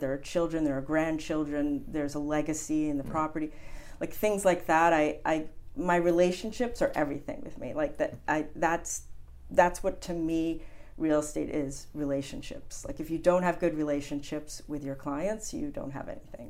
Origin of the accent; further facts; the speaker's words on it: New Jersey, United States; also born or lived in Montauk, New York; now in Hamptons, United States; I'm originally from New Jersey, and um, my mother decided in the family that we would summer in the Hamptons